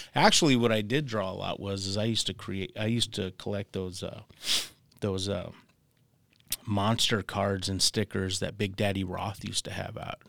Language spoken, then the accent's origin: English; Tucson, Arizona, United States; I'm from Tucson, Arizona